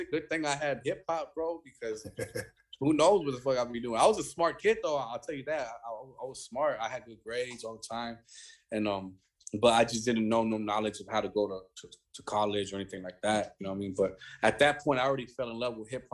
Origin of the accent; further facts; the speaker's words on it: Escondido, California, United States; growing up in Escondido